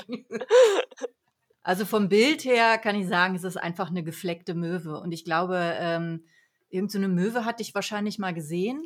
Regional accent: Harz, Saxony-Anhalt, Germany; ich komme ja aus dem Harz

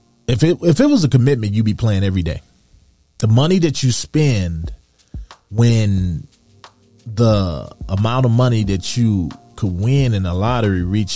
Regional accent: Detroit, Michigan, United States; I grew up in Detroit, Michigan

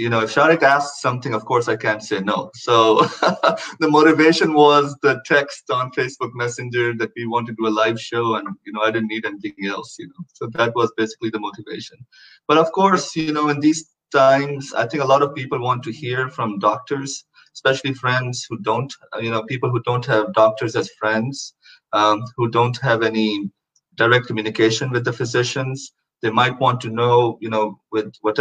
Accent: Pakistan; now in Houston, United States; we're both from Pakistan

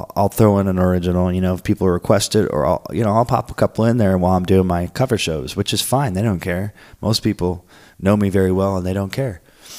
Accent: Florence, Oregon, United States; also born or lived in Portland, Oregon; now in San Diego, United States; I came from a small city in Florence, Oregon. Well, I came from Portland to here, Portland, Oregon. Still, I was there for a year, and Portland's not that big. So here I am in San Diego

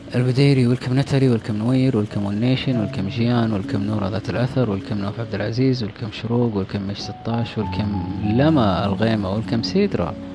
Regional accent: Saudi Arabia; إحنا سعوديين

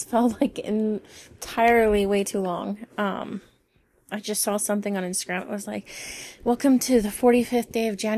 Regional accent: Las Vegas, Nevada, United States; moved away; I'm from Vegas

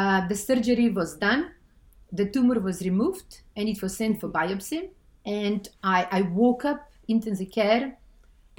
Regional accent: North Macedonia; moved away; I'm originally from Macedonia

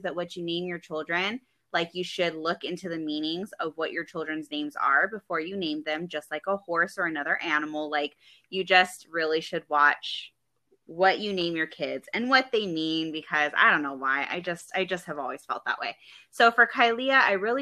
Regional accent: Hawaii, United States; moved away; also born or lived in California; I'm from Hawaii

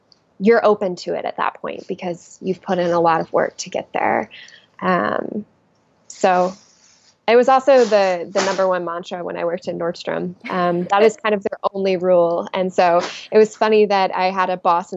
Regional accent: the South, United States; moved away; I'm originally from the South, so I will forever be a Southern exile unless I happen to go back

